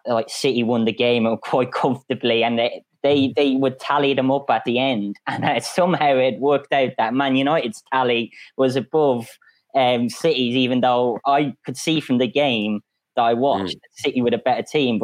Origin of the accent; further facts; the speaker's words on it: Ireland; I was told as an Irishman to stick to Gaelic football